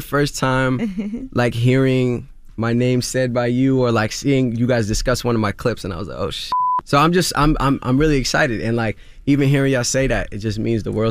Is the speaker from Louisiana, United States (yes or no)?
no; Queens, New York, United States; Growing up in Queens, like a lot of people thought I was going to be this next big basketball star.